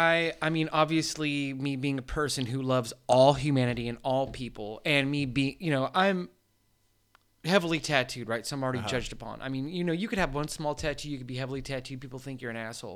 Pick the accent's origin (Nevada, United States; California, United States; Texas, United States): California, United States; San Diego; I grew up here in San Diego